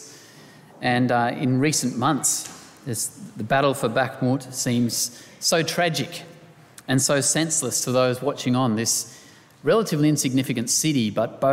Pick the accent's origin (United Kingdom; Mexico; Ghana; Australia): Australia